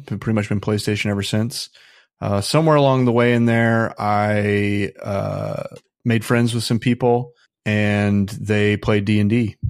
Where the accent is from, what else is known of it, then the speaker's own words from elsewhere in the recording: Midwest, United States; When I grew up in the Midwest, so conservatism's pretty dominant there.